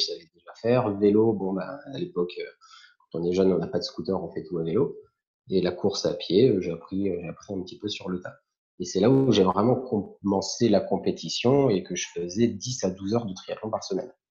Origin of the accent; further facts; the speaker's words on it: Antibes, Provence-Alpes-Côte d'Azur, France; moved away as an adult; now in Var, France; j'habitais à Antibes, puisque je viens des Alpes-Maritimes